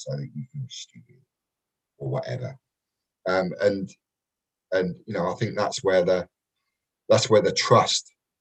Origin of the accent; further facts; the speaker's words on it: London, United Kingdom; moved away; also born or lived in Kent; I was brought up in Peckham, a place called Nunhead, which is right near Peckham, and then sort of moved out to Kent a little bit later